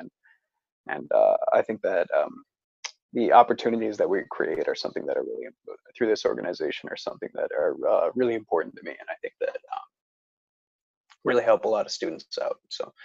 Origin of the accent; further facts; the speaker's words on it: Northville, Michigan, United States; moved away as an adult; also born or lived in Cleveland, Ohio; I'm from Northville, Michigan. I went to a high school there